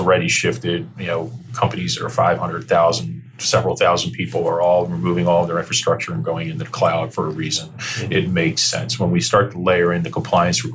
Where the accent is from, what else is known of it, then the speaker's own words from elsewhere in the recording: New Jersey, United States; now in Northern Virginia, United States; I grew up in South Jersey at the shore